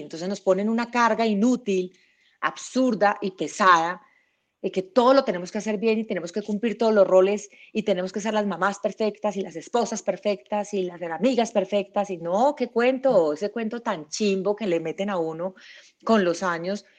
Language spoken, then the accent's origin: Spanish; Medellín, Antioquia, Colombia; Yo nací en Medellín